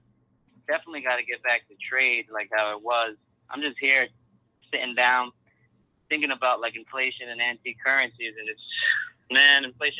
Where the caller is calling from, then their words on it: New York, United States; from New York.